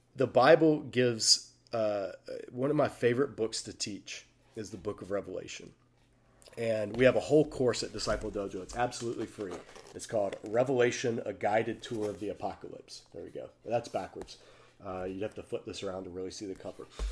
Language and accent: English; United States; I speak as an American